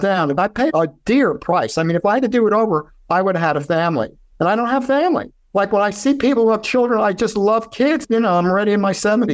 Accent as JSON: {"language": "English", "town": "New York City", "region": "New York", "country": "United States", "also_born_or_lived": "Minneapolis", "first_language": "Yiddish", "second_language": "English", "moved": "yes", "said": "I'm from Brooklyn, New York."}